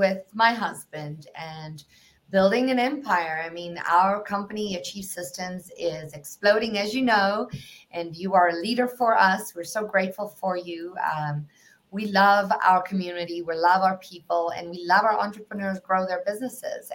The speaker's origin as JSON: {"language": "English", "country": "South Africa", "tie": "born or raised there", "moved": "yes", "said": "for those of you who can detect an accent, I'm from South Africa"}